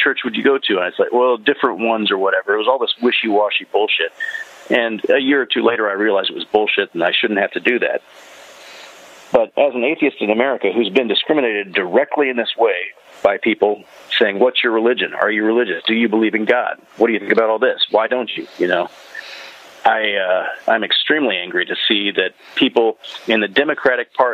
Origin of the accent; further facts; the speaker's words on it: North Carolina, United States; I was growing up in North Carolina in the 1990s